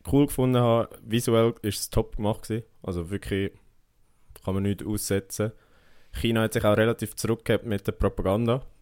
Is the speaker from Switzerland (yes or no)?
yes; Switzerland; wir sind Schweizer